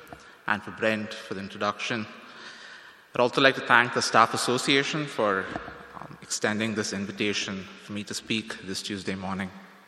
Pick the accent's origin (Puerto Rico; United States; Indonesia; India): India; moved away as an adult; now in Toronto, Canada; Now, when I came to Toronto from India almost 4 years ago to study here at Tyndale